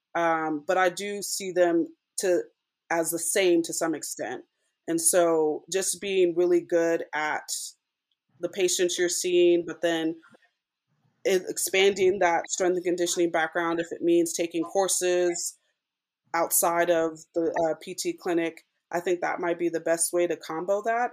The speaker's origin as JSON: {"language": "English", "region": "Southern California", "country": "United States", "tie": "born or raised there", "also_born_or_lived": "Durham, North Carolina / Texas", "moved": "as an adult", "lives_now": "Las Vegas, United States", "said": "I'm originally from Southern California"}